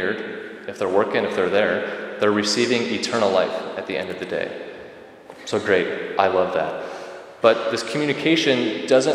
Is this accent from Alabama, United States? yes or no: no; Rockford, Illinois, United States; moved away as an adult; now in Fox Valley area, United States; I was raised in Rockford, so I'm kind of a transplant to the Fox Valley area.